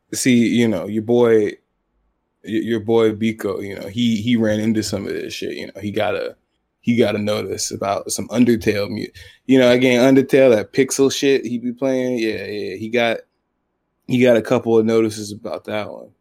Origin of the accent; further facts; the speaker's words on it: Atlanta, Georgia, United States; also born or lived in England; I grew up in Atlanta, Zone Six